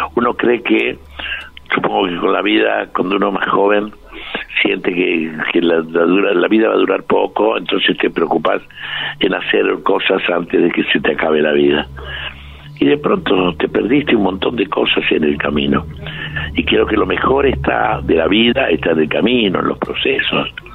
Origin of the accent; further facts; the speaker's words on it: Argentina; somos argentinos todos